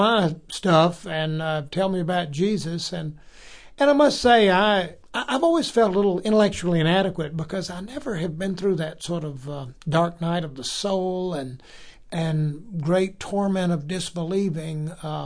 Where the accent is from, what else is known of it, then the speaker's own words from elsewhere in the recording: South Carolina, United States; I'm from South Carolina